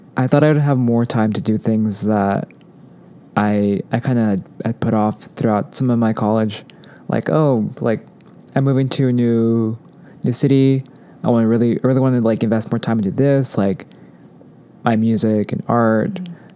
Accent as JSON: {"language": "English", "town": "Anaheim", "region": "California", "country": "United States", "tie": "born or raised there", "also_born_or_lived": "Fullerton, California", "said": "growing up in Orange County"}